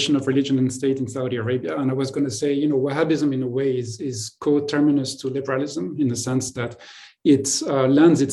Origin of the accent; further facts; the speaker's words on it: Marseille, Provence-Alpes-Côte d'Azur, France; moved away; I come from Marseille, which is growing up was a bilingual city